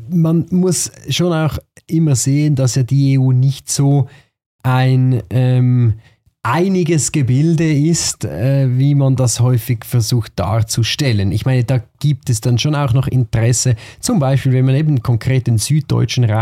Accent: Switzerland; Andererseits müssen wir als Schweizer halt auch in die Waagschale werfen

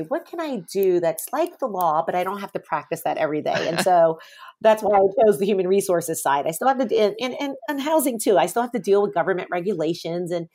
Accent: New Orleans, Louisiana, United States; I grew up here in New Orleans

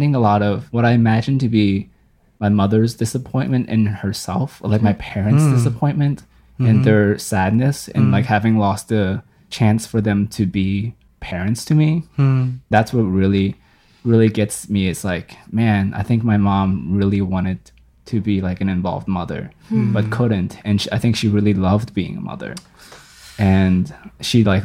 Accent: Fredericksburg, Virginia, United States; I grew up in Fredericksburg, Virginia

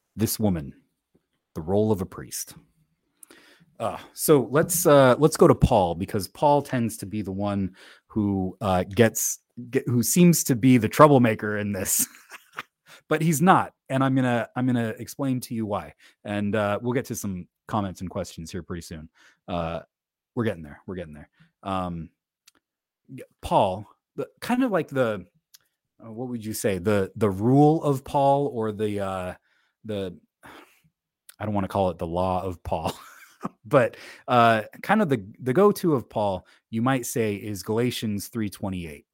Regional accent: United States; I live in the United States. I'm an American.

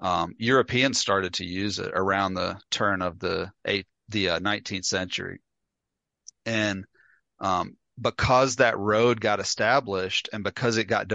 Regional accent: Jackson, Mississippi, United States; We're both from Jackson, Mississippi.

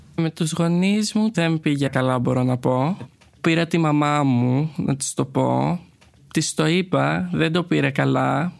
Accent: Crete, Greece; moved away as an adult; now in Athens, Greece; Εγώ είμαι ένα παιδί από την Κρήτη. Έχω μεγαλώσει σε μια αρκετά κλειστή κοινωνία

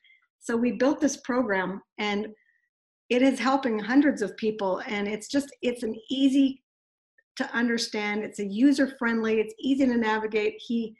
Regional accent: Kamloops, British Columbia, Canada; we went to a speaker and communication workshop in Vancouver, and we're from Kamloops, so that's a four-hour drive

